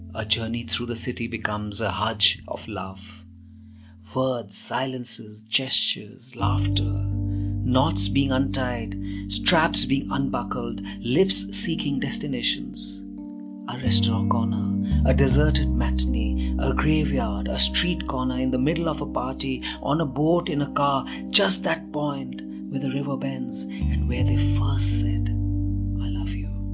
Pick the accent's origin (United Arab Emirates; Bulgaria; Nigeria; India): India; I'm a poet from India.